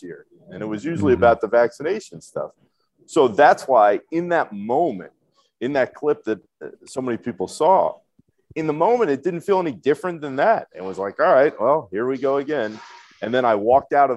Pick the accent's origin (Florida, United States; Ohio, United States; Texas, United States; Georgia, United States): Florida, United States; Orlando; I grew up in Orlando